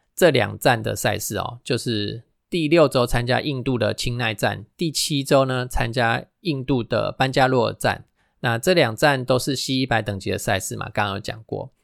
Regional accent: Taiwan; first language Taiwanese Hokkien; Chinese is a second language; 我们的母语哦，就是台语

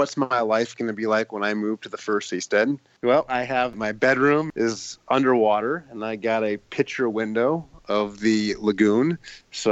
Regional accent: United States; as an American

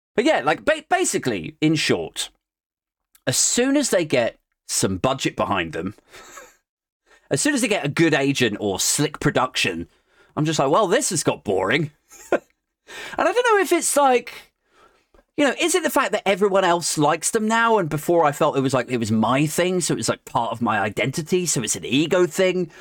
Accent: United Kingdom; I'm from Ellington Park and the, the, the Toynbee Estate.

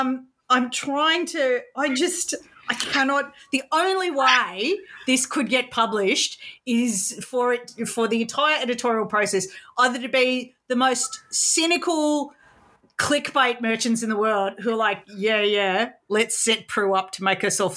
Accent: Sydney, New South Wales, Australia; I grew up in Sydney in suburbs

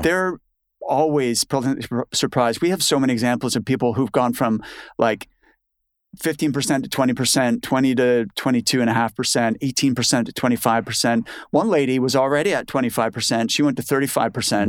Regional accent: Canada; moved away as an adult; now in United Kingdom; I'm Canadian

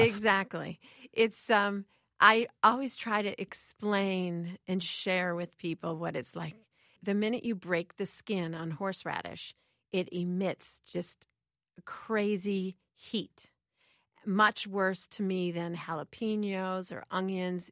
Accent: Chicago, Illinois, United States; I grew up in Chicago

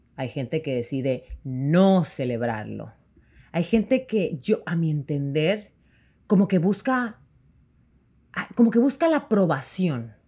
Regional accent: Mexico; moved away; nosotros como mexicanos llegamos aquí

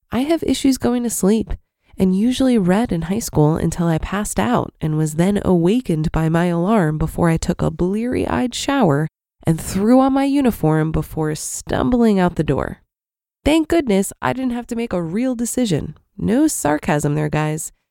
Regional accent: Atlanta, Georgia, United States; So I was born and raised in Atlanta. Something that might surprise people is that Atlanta has horrendous traffic.

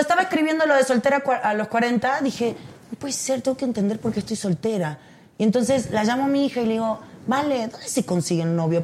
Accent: Argentina; moved away as an adult; now in Mexico; tengo 21 años viviendo acá. Tengo más años aquí que en Argentina.

